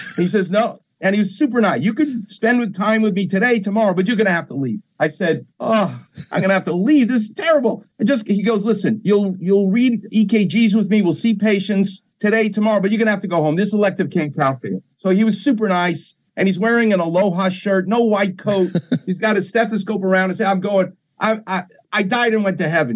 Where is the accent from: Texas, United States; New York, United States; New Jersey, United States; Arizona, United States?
New York, United States; moved away; I'm from New York